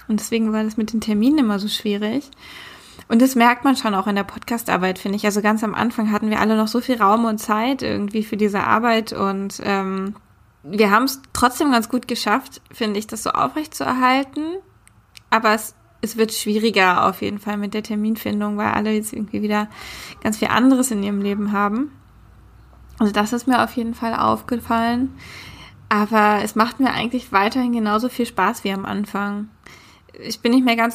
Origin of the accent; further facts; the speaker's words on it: Berlin, Germany; also born or lived in Hamburg; Ich bin von Hamburg nach Berlin gezogen vor einem Jahr. Ich glaube, in der Folge zum Thema Wohnen die ich damals mit Lea gemacht habe, haben wir das auch erwähnt. Bin jetzt hier wieder ganz gut angekommen in meiner Heimatstadt